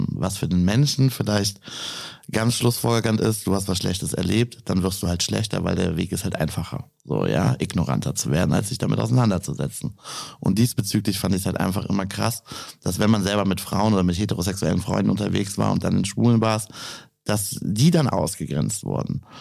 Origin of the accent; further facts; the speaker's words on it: near Düren, North Rhine-Westphalia, Germany; Aus der Nähe von Düren.